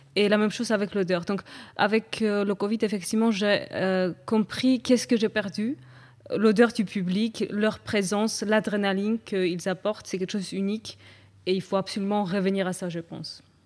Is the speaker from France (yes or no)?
no; Batumi, Adjara, Georgia; moved away; d'où je viens, la Géorgie. On peut ressentir c'est euh, où je suis née, par exemple à Batumi